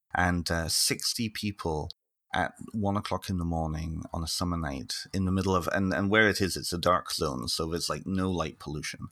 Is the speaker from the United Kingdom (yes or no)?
yes; North Wales, United Kingdom; now in Ontario, Canada; I'm originally from the United Kingdom, so I grew up in, well, I partly grew up in North Wales